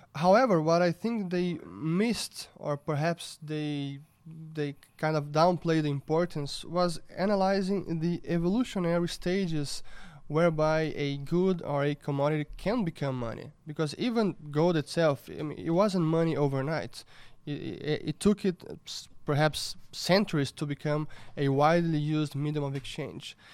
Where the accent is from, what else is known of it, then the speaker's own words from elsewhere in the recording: Brazil; I was born in Brazil in nineteen eighty, and I grew up here